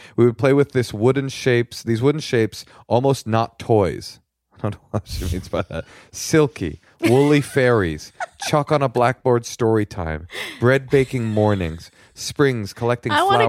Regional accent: Chile; I'm from Chile, so Waldorf schools in Chile surely are different than in the USA.

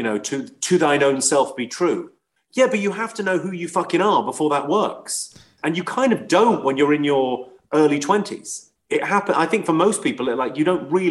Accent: England, United Kingdom; I'm like an Irish immigrant. Like, my parents moved from a really rough town in Ireland to a really rough town in England

